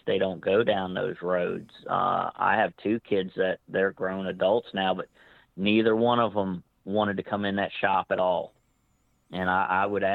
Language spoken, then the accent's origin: English; Northern Virginia, United States; growing up in Northern Virginia area